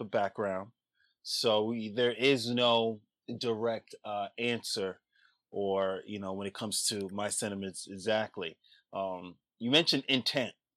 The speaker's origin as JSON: {"language": "English", "town": "New York City", "region": "New York", "country": "United States", "tie": "born or raised there", "said": "born and raised in the Bronx"}